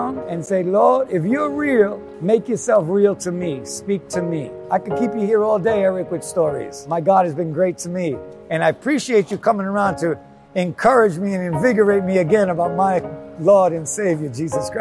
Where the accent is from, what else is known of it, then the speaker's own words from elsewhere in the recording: New York City, New York, United States; I grew up in New York, grew up in Queens